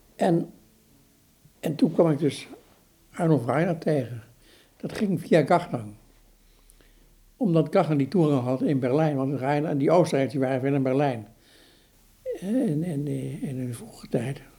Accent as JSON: {"language": "Dutch", "town": "Eindhoven", "region": "North Brabant", "country": "Netherlands", "tie": "born or raised there", "said": "ik ben opgegroeid in Eindhoven"}